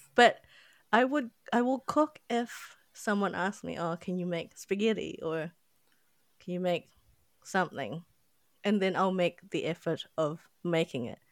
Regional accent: Philippines; now in New Zealand; I'm not from New Zealand so yeah I'm from the Philippines

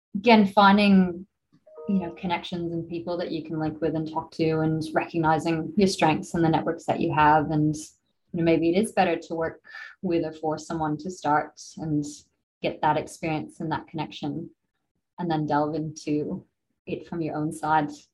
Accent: United States; now in Australia; I'm from the States originally

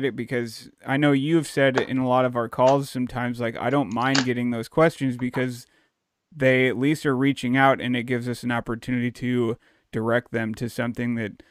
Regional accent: Dallas, Texas, United States; I grew up in Dallas

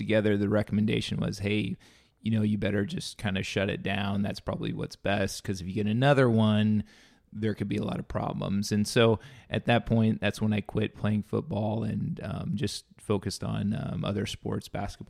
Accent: Creston, Iowa, United States; also born or lived in Indiana; So I grew up in Southwest Iowa, a little town called Creston.

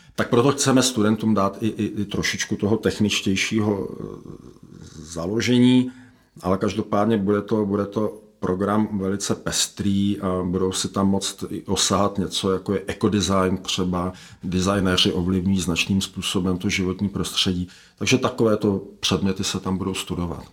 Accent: Czechia; my jako Češi

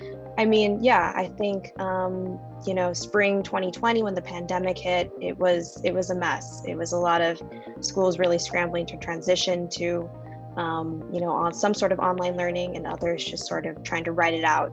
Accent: Hacienda Heights, California, United States; I grew up in Hacienda Heights.

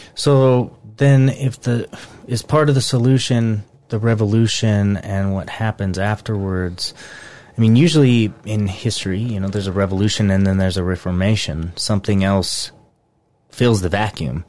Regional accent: United States; I'm an American and I'm patriotic through and through

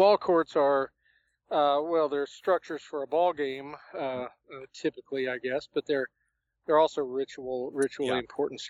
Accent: Kentucky, United States; my background, because I'm actually from Kentucky.

